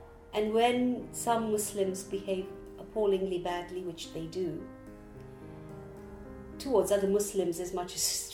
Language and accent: English; Kampala, Uganda; moved away as an adult; now in London, United Kingdom; I live in London, but I was born and raised in Kampala, Uganda, and I came to Britain when I was 23.